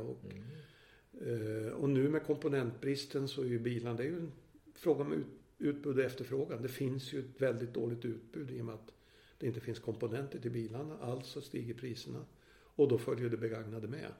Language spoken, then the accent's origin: Swedish; Gävle, Gävleborg County, Sweden; now in Stockholm, Sweden; min födelsestad Gävle